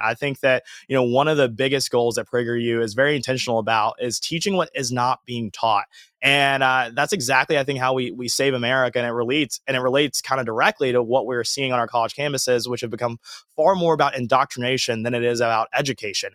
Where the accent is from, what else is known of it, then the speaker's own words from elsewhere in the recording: Georgia, United States; moved away as an adult; also born or lived in Alabama; now in Los Angeles, United States; I grew up in Georgia, born and raised there